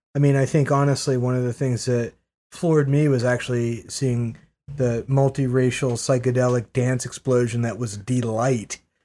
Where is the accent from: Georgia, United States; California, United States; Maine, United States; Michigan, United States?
Maine, United States; moved away; I grew up in Maine